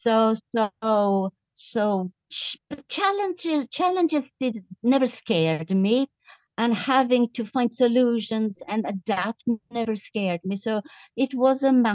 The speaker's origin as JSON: {"language": "English", "town": "Jönköping", "region": "Jönköping County", "country": "Sweden", "moved": "as an adult", "lives_now": "Tipperary, Ireland", "said": "We are from Yonshepping"}